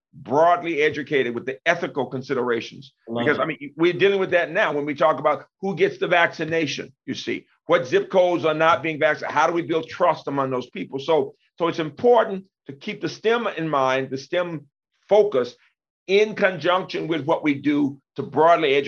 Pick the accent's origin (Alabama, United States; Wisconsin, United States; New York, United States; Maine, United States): Alabama, United States; Birmingham; now in Maryland, United States; When I was growing up in Birmingham